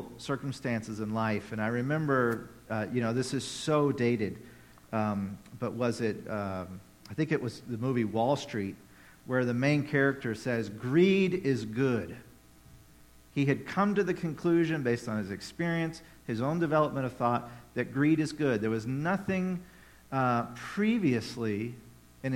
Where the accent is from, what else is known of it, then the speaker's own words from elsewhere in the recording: Tennessee, United States; moved away; I grew up in Tennessee